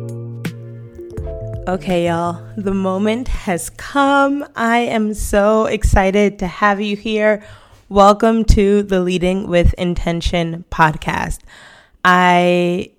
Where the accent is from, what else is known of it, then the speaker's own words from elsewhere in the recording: New York City, New York, United States; moved away as an adult; now in Spain; I am originally from Brooklyn, New York, and I moved to Spain over 6 years ago